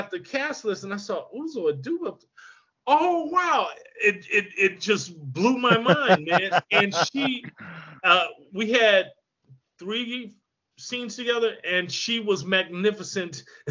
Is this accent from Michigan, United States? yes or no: yes; Michigan, United States; I grew up in Michigan